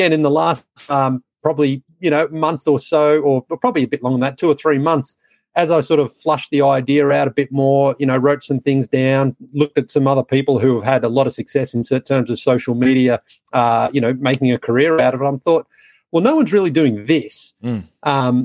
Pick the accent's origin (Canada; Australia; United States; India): Australia; moved away as an adult; I was, born and raised in Australia. I went backpacking for 6 weeks about 25 years ago and I never went home to live